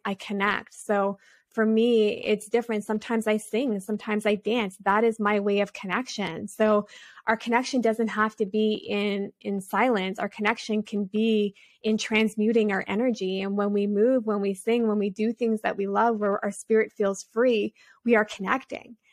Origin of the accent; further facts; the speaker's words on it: Canada; I come from a tribal community here in Canada, so I'm Native American and French, which is a Metis culture here